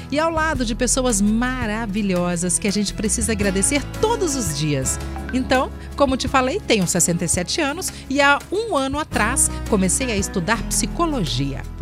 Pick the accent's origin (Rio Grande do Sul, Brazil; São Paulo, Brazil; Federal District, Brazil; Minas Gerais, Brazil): Minas Gerais, Brazil; Teófilo Otoni; now in Vila Velha, Brazil; sou de Teófilo Otoni, Minas Gerais, mas hoje moro em Vila Velha com minha nega